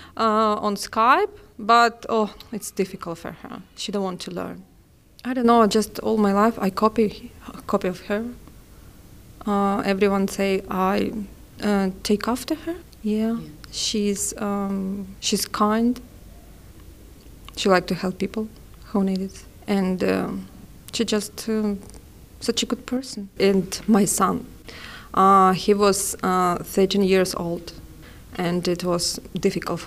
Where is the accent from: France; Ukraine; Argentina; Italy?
Ukraine; English is a second language; moved away as an adult; now in Australia; I'm 36 years old. I came from Ukraine